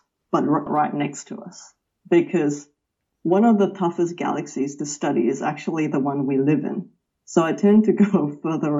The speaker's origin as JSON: {"language": "English", "town": "Melbourne", "region": "Victoria", "country": "Australia", "tie": "born or raised there", "said": "I grew up outside of Melbourne in a suburb named Wantirna South in Victoria."}